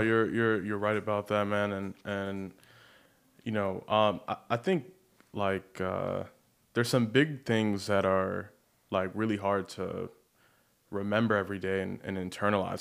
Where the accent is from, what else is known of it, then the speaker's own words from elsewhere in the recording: Baltimore, Maryland, United States; now in Los Angeles, United States; I grew up in Baltimore, but I grew up, like, right on the county line.